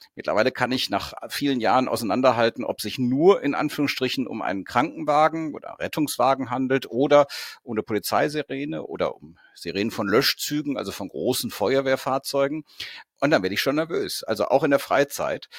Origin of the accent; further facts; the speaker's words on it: North Rhine-Westphalia, Germany; wir kommen beide aus Nordrhein-Westfalen